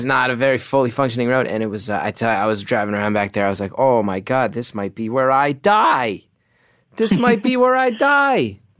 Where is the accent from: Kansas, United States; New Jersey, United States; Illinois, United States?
New Jersey, United States; I'm from New Jersey.